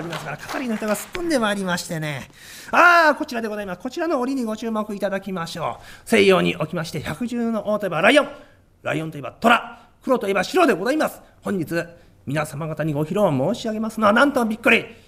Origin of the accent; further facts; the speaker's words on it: Wakayama, Japan; moved away; 私ねあのね関東出身じゃないんですよえー、和歌山出身でございまして